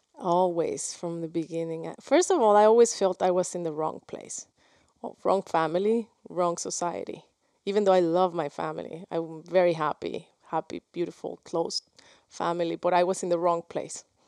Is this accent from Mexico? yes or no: yes; Guadalajara, Jalisco, Mexico; first language Spanish; English is a second language; moved away as an adult; also born or lived in New York; I was from Guadalajara